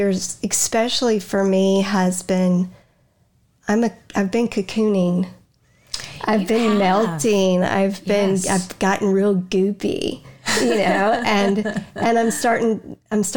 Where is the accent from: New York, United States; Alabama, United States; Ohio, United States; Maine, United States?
Alabama, United States; Huntsville; moved away as an adult; now in North Carolina, United States; We're going back to Huntsville, Alabama.